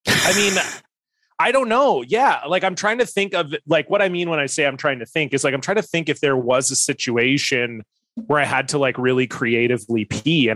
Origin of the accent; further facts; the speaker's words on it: Canada; I'm from Canada